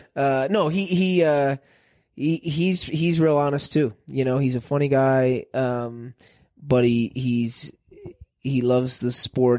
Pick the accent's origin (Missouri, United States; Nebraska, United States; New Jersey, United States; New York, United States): Missouri, United States; St. Louis; I grew up in Saint Louis, the city of Saint Louis.